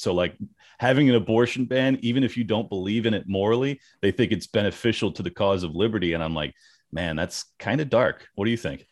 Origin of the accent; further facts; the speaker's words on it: California, United States; moved away; I'm from California, born and raised